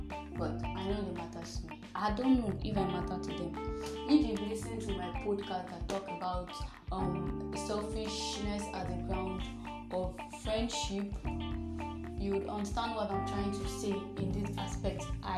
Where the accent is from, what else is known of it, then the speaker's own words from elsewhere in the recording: Nigeria; I'm a Nigerian, just 20 years old.